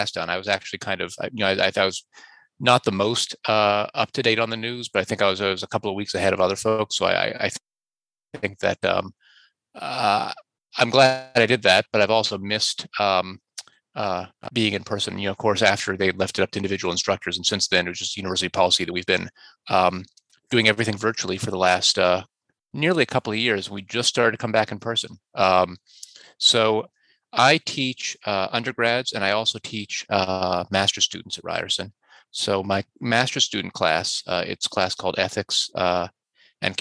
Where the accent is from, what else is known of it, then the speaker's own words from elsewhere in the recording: Indiana, United States; also born or lived in Montreal; now in Toronto, Canada; I grew up in Indiana, actually